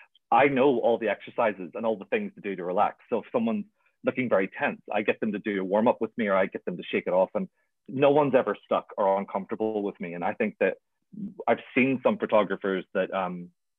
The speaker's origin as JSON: {"language": "English", "town": "Belfast", "region": "Northern Ireland", "country": "United Kingdom", "said": "I'm from Belfast, so I'm very not anti-religion"}